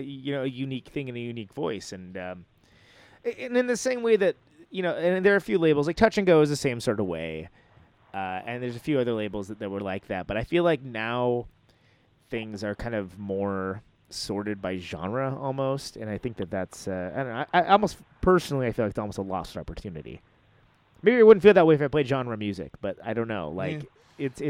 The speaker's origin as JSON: {"language": "English", "area": "Central Valley", "region": "California", "country": "United States", "tie": "born or raised there", "said": "where I grew up in the Central Valley, there was like a record store and it was terrible"}